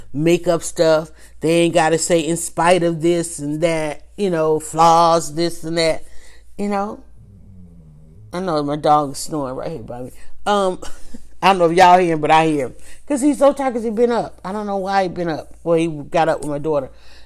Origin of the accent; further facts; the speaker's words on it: the South, United States; I grew up in the South